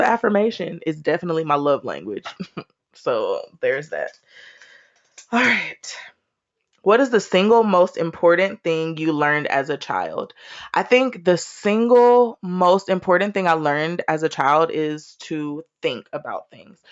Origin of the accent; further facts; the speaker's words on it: Austin, Texas, United States; I was born and raised in Austin, Texas